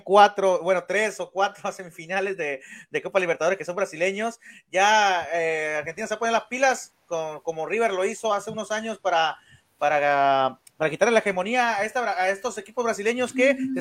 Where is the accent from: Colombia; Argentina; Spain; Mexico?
Mexico; soy mexicano